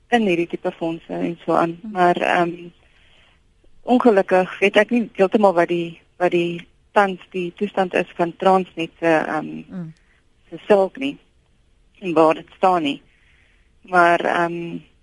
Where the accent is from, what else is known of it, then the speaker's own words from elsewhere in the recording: South Africa; ons as Suid-Afrikaners